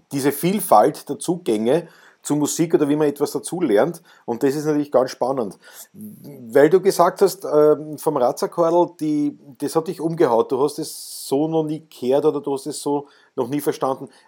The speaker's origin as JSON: {"language": "German", "country": "Austria", "said": "Ja, gut, das erstens einmal als Österreicher muss man das ja auch so sehen."}